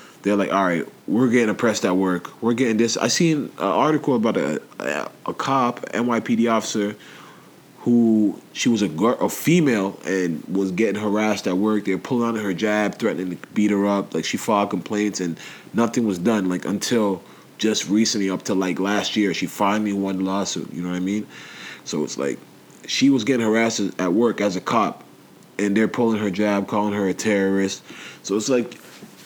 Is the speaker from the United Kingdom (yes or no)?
yes; England, United Kingdom; now in Canada; I was born in England.